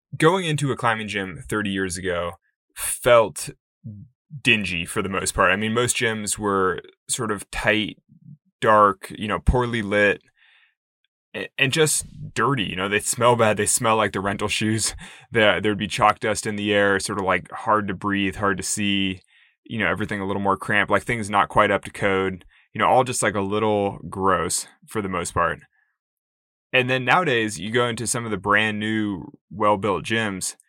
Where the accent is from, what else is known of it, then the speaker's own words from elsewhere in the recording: Sacramento, California, United States; a climbing gym opened in Sacramento, in my hometown